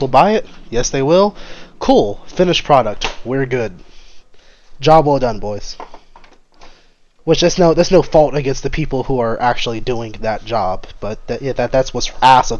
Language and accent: English; Louisiana, United States; moved away; I'm from Louisiana, there's certain things about my personality that just screams Louisiana